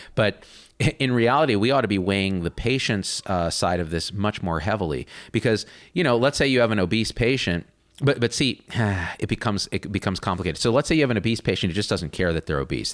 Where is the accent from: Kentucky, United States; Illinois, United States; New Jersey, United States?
New Jersey, United States; I had a Trinidadian nanny uh, growing up in New Jersey